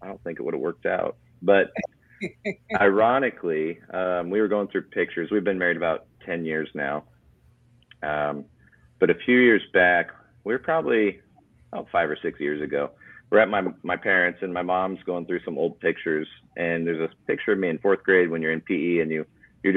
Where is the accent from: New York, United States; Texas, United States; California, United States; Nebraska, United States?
Nebraska, United States; Blair; now in Lincoln, United States; So we live right on the Missouri River in Blair. So town of 8,000.